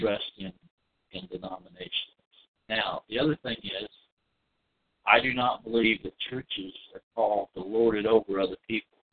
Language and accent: English; Scotland, United Kingdom; I'm Scottish